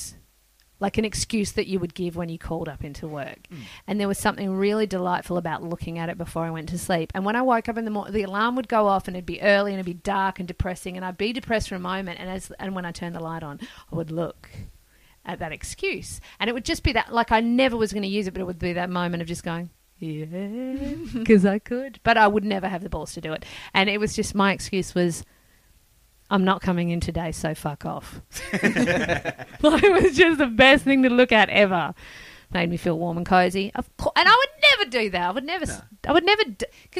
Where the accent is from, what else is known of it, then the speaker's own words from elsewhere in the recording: Perth, Western Australia, Australia; now in Sydney, Australia; I grew up in Perth